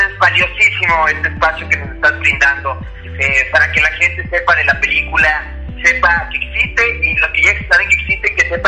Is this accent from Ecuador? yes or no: yes; Ecuador